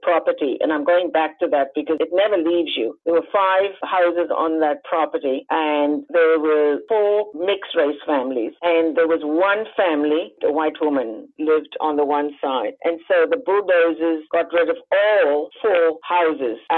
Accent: South Africa; now in Toronto, Canada; being South African

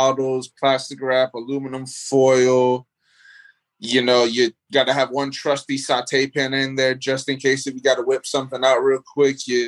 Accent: Miami, Florida, United States; moved away as an adult; also born or lived in New York; now in North Carolina, United States; I was born in New York, but I mean, I moved down to Miami when I was like 8, 9 years old. So, I mean, that's been the majority of my life

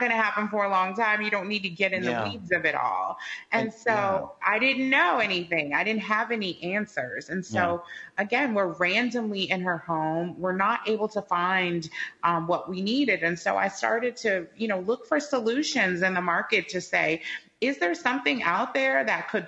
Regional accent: Chicago, Illinois, United States; We're both from the Midwest. I'm from Chicago

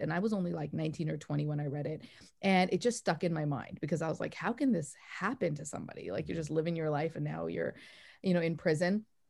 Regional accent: Canada; also born or lived in Calgary, Canada; now in New York, United States; I'm from Canada originally

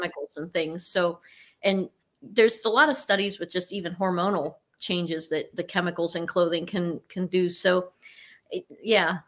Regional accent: Cortland, Ohio, United States; born or raised there

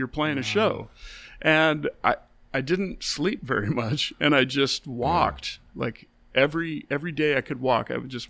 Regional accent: Pacific Northwest, United States; growing up in the Northwest. Because I grew up around actual cowboys

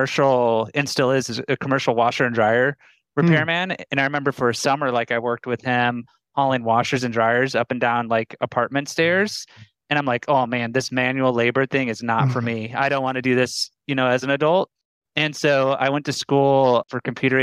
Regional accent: Omaha, Nebraska, United States; moved away as an adult; also born or lived in Boulder, Colorado; Omaha, Nebraska. Oh. 29 years, born and raised.

